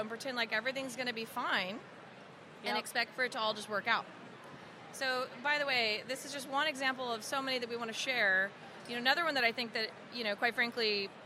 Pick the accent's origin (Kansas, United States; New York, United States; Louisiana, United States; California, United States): Louisiana, United States; we're both actually from Louisiana